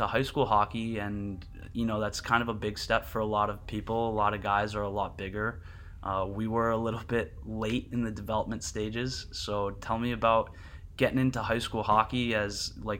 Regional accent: New Jersey, United States; growing up in South Jersey, it was only going to be cold enough to skate on half the rink for maybe 1 week a year.

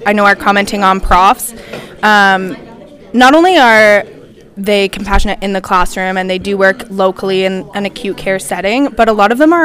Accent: Stratford, Ontario, Canada; I'm from Stratford, and I knew that Stratford was one of the clinical site options

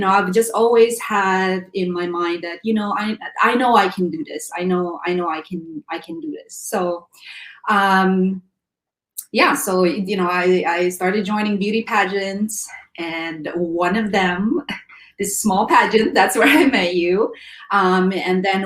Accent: Philippines; growing up in the Philippines

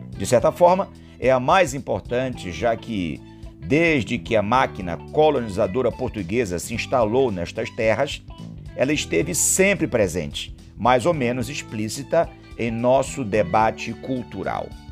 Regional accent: Brazil; parte da nossa história como brasileiros

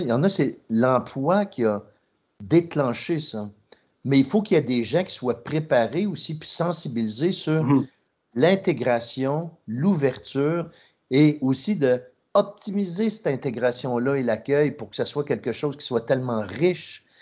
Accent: Trois-Rivières, Quebec, Canada; je viens de Trois-Rivières, c'était 99,9 blanc francophone

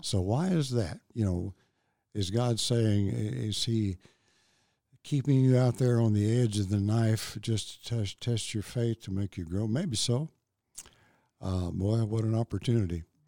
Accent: Memphis, Tennessee, United States; I grew up in Memphis and, uh, went to, uh, grade school, high school there

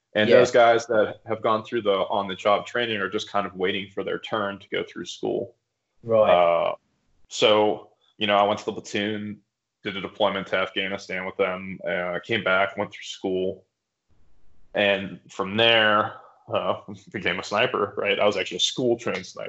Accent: western Pennsylvania, United States; I grew up in kind of rural Pennsylvania on the East Coast. I grew up on the western side of the state

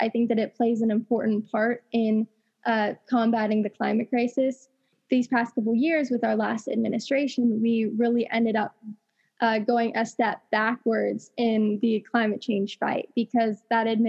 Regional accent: hometown near Paradise, California, United States; I was in my hometown when one of the worst wildfires in history at the time happened, the Camp Fire in Paradise, California

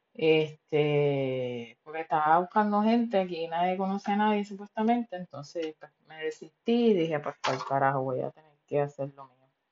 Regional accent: Puerto Rico; now in United States; yo como boricua

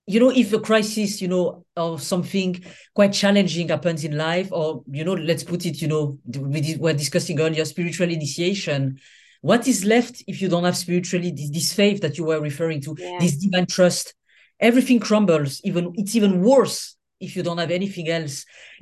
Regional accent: Senegal; also born or lived in Niger; I mean, I'm from Senegal and Niger, so from West Africa.

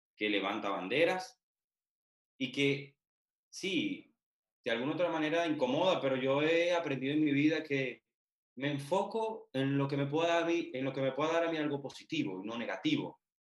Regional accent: Venezuela; moved away as an adult; now in Poland; yo soy venezolano, sí, yo estoy en un país extranjero.

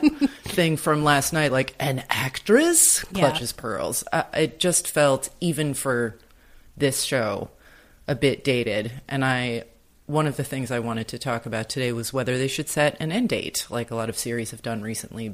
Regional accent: United States; as an American

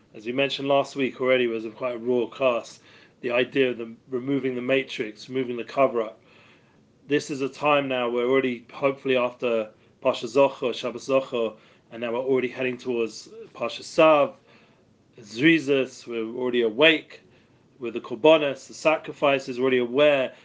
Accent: England, United Kingdom; now in Jerusalem, Israel; I'm English.

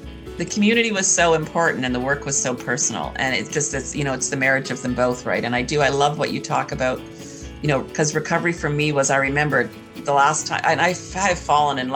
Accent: Canada; my privilege as a white cis educated, yes. And I also say Canadian.

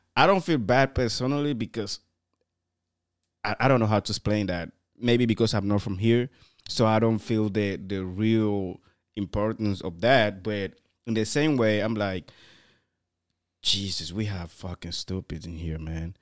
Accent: Guinea; moved away; also born or lived in Morocco; I was from Guinea, and then I have people from Cameroon, Cote d'Ivoire, all together in the same building

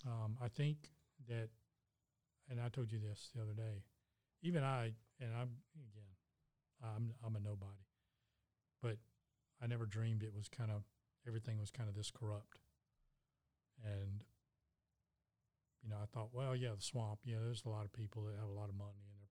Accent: United States; As an American citizen

